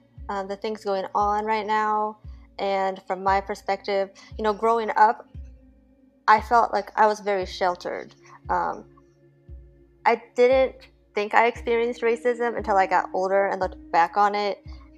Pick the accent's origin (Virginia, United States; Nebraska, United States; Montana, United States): Nebraska, United States; moved away as an adult; now in Las Vegas, United States; I am a Korean adoptee. So I grew up in the Midwest with a completely white family, a German, Swedish, just all European mix. I lived in Nebraska for most of my life until I joined the Navy.